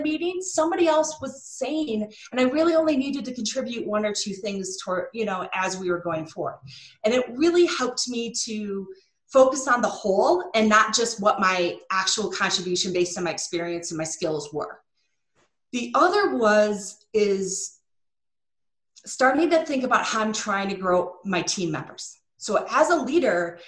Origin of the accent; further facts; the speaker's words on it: Michigan, United States; I'm from Michigan